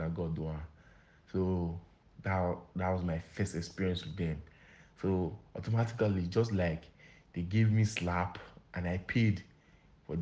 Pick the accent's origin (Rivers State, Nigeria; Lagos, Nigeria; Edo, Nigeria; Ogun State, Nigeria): Edo, Nigeria; Akoko-; I'm from Akoko Edo